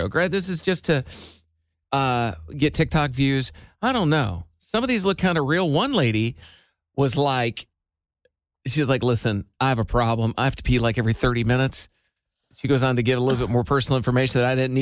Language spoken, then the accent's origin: English; Iowa, United States; I grew up in Iowa and we had gravel roads